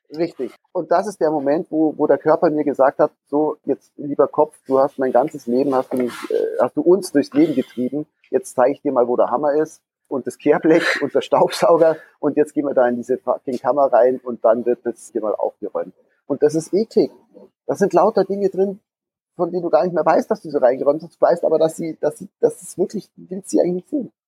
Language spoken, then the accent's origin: German; Gröbenzell, Bavaria, Germany; bin im Münchner Westen aufgewachsen, in einem Örtchen namens Gröbenzell